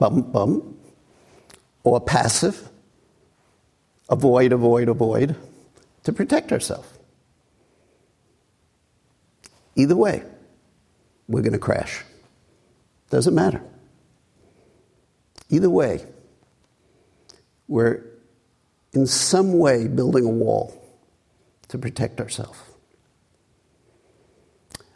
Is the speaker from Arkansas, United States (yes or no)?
no; New York City, New York, United States; a kid growing up in Brooklyn